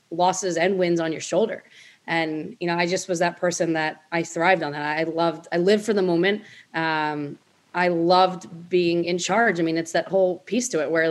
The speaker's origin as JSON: {"language": "English", "town": "Linwood", "region": "New Jersey", "country": "United States", "tie": "born or raised there", "said": "where I was from Linwood, New Jersey."}